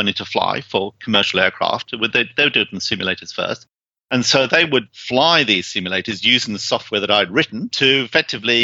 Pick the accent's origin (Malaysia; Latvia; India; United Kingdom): United Kingdom; moved away; you probably sort of gained from my accent that I originally came from the UK. That's where I came from.